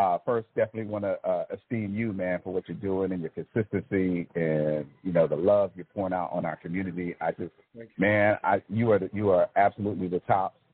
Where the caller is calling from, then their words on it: Fayetteville, Georgia, United States; I am calling from Fayetteville, Georgia.